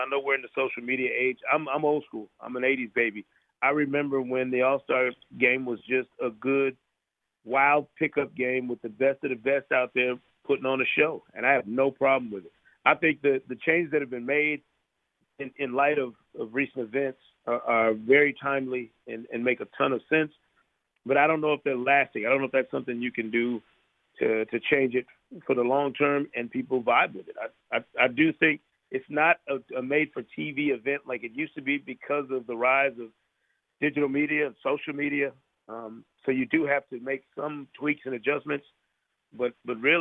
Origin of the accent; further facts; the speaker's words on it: Grand Rapids, Michigan, United States; I'm a Pistons fan from the time I grew up in Grand Rapids, Michigan.